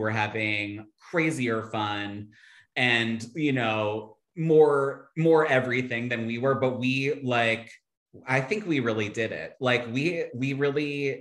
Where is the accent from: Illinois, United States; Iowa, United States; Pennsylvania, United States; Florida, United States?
Pennsylvania, United States; Philadelphia; moved away as an adult; I grew up in Philly, Center City, right by South Street